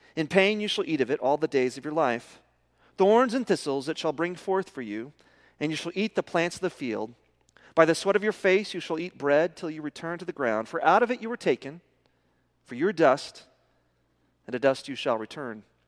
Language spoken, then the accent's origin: English; Midland, Texas, United States; I'm from Midland